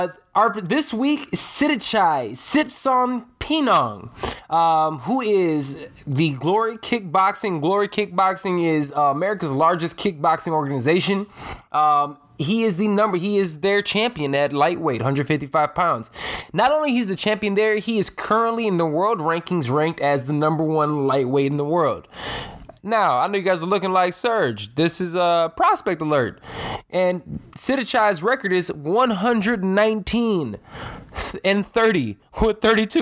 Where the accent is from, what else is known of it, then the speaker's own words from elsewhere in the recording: Chicago, Illinois, United States; Bellator 198 was in my hometown. It was right here in Chicago, Illinois